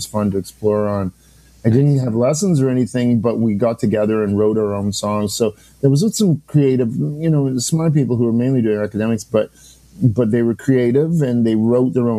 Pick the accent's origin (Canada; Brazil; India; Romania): Canada; Salmon Arm, British Columbia; moved away; also born or lived in New Brunswick; I was born in New Brunswick, but grew up in a town called Salmon Arm, B.C., Interior